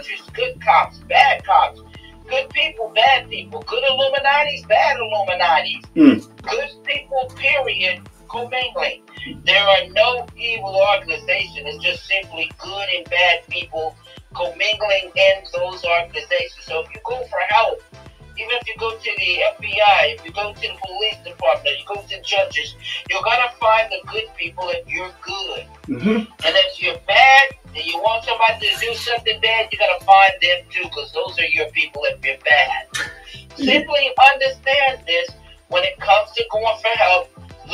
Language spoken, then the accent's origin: English; New York, United States; I was a kid growing up in New York